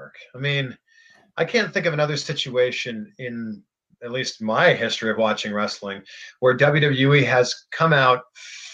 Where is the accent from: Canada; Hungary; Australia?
Canada; Toronto, Ontario; also born or lived in Cleveland; now in Florida, United States; I am Canadian. I am from Toronto. I lived in Cleveland before moving to Florida